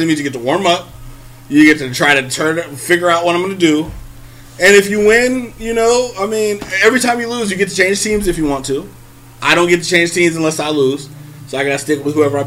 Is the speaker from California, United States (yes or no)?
yes; San Francisco Bay Area, California, United States; I live on the West Coast. I was born on the West Coast.